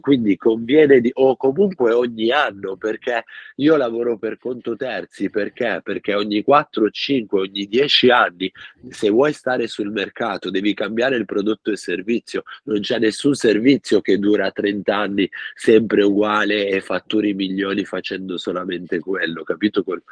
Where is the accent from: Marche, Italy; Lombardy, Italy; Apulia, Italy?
Lombardy, Italy; Milan; moved away as an adult; also born or lived in Rome; Io son di Milano, ho vissuto quattordici anni a Roma, ora sono ritornato a Milano